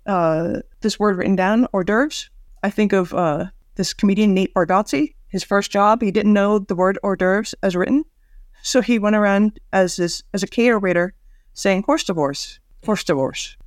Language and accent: English; United States; As an American